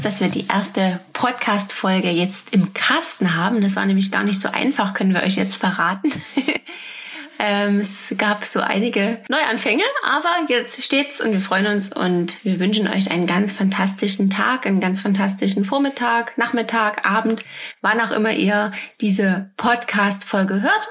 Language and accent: German; near Dresden, Saxony, Germany; Wir kommen aus der Nähe von Dresden